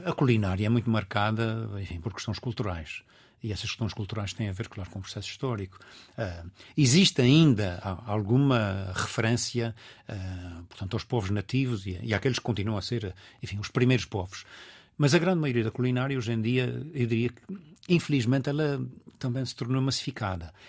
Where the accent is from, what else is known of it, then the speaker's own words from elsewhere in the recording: Azores, Portugal; accent: Azorean; also born or lived in Lisbon, Portugal; now in Washington, United States; como açoriano, eu nasci com um pé na água e um pé em terra